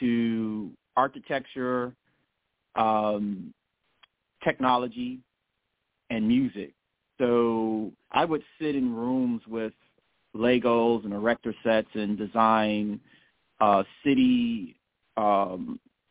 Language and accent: English; Chicago, Illinois, United States; I was born and raised originally in the South Shore area, and then we moved to Jeffrey Manor, where I spent most of my years at, so South Side, Southeast Side.